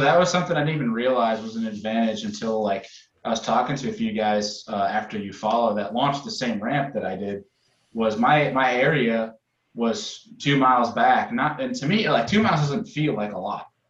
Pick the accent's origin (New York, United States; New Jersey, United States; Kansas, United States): New York, United States; Rochester; now in Buffalo, United States; I grew up in Rochester, kind of in the middle of everything